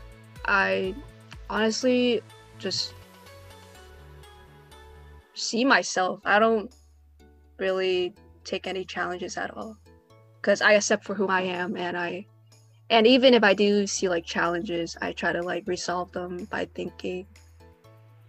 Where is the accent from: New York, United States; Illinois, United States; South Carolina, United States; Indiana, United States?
New York, United States; New York City; I am from America, specifically from New York City